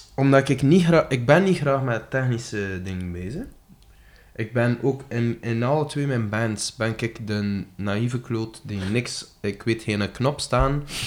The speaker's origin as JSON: {"language": "Dutch", "region": "West Flanders", "country": "Belgium", "said": "Ik ben een West-Vlaming, bijvoorbeeld. Ik hou enorm van het West-Vlaams"}